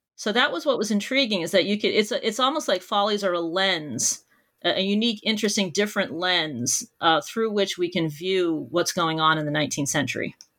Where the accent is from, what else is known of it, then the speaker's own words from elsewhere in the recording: near Boston, Massachusetts, United States; I grew up near Boston, Massachusetts, and I did all of my schooling there as well